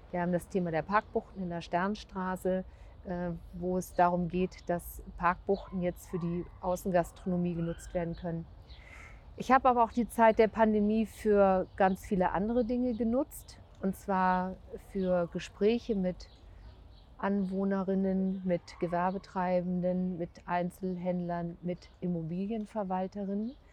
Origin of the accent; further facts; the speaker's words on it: Lüchow-Dannenberg, Lower Saxony, Germany; Ja, ich bin gebürtige Lüchow-Dannenbergerin, das stimmt. Ich habe dort auch ungefähr 40 Jahre lang gelebt, habe dort meine Kinder bekommen und zum Teil auch noch großgezogen